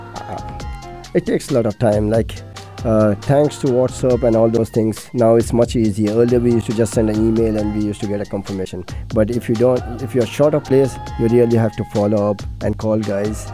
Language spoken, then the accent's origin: English; Dubai, United Arab Emirates; I'm born and brought up in Dubai